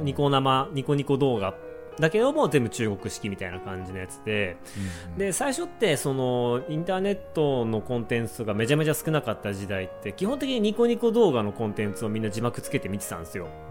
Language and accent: Japanese; Hokkaido, Japan; moved away as an adult; also born or lived in China; 僕もう北海道民です